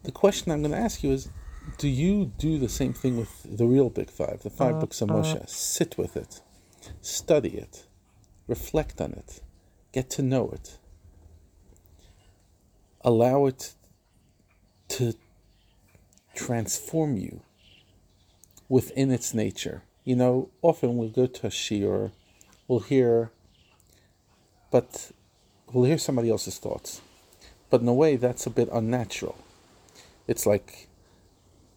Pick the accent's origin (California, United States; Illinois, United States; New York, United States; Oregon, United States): New York, United States; now in South Africa; As an American, and specifically a New Yorker